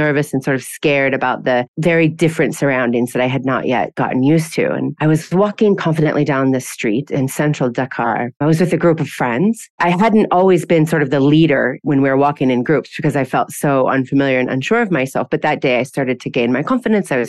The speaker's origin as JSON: {"language": "English", "region": "Iowa", "country": "United States", "moved": "as an adult", "lives_now": "Bahrain", "said": "I'm originally from Iowa in the Midwestern United States, and I came to Bahrain about 10 years ago."}